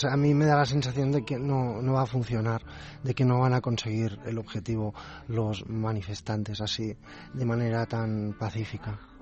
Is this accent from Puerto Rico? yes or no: no; Catalonia, Spain; Yo soy catalán, no, no nacionalista